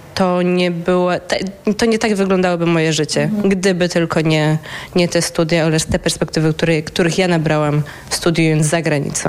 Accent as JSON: {"language": "Polish", "country": "Poland", "moved": "yes", "lives_now": "Netherlands", "said": "naszej polskiej społeczności, czy to studentów, czy to ogólnie polskiej społeczności w Holandii"}